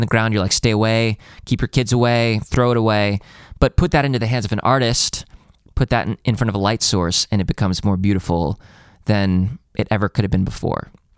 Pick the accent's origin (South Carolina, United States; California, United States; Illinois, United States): Illinois, United States; Chicago; I'm from Chicago.